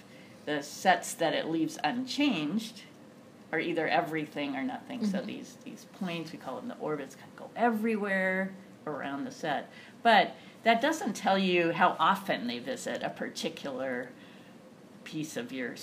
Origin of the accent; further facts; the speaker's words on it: Berkeley, California, United States; also born or lived in Chicago; now in Claremont, United States; I grew up in Berkeley